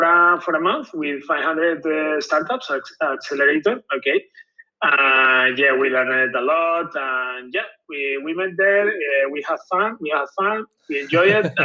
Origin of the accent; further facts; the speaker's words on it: Gandia, Valencian Community, Spain; from Gandia. I'm from Gandia